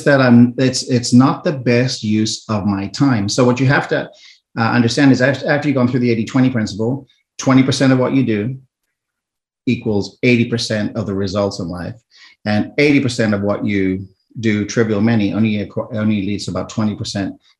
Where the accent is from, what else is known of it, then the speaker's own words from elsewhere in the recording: South Africa; moved away; I'm originally from South Africa